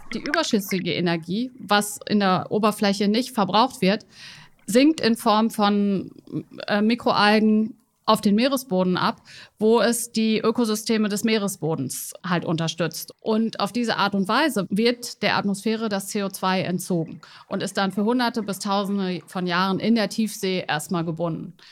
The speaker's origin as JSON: {"language": "German", "region": "Weserbergland", "country": "Germany", "tie": "born or raised there", "moved": "yes", "said": "wenn ich ins Weserbergland fahre, wo ich geboren bin"}